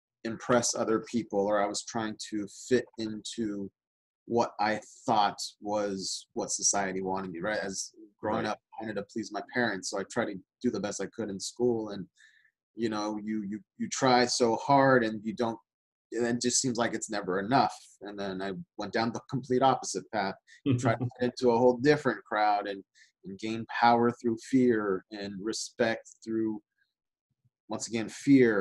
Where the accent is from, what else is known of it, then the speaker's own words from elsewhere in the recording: Southern California, United States; I grew up in Southern California